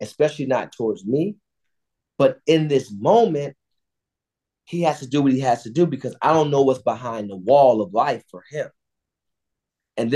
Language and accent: English; Cleveland, Ohio, United States; We grew up on the street next to each other. I grew up on Edmonton. He grew up on Woodside on the east side of Cleveland in the Glenville community